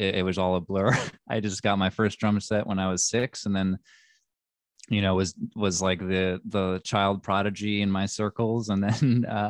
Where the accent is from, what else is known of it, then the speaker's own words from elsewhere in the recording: New York City, New York, United States; I grew up in Manhattan, in Greenwich Village. Yeah.